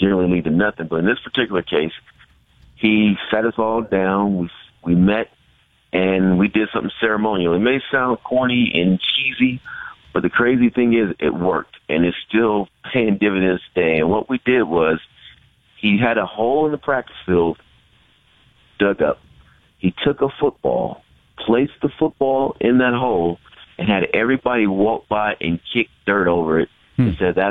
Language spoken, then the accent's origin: English; Bay Area, California, United States; having grown up the Bay Area like Tom